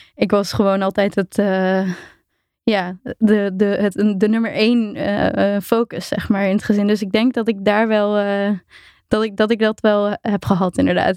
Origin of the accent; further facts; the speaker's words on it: Apeldoorn, Gelderland, Netherlands; Ik ben inderdaad ehm, opgegroeid in Apeldoorn.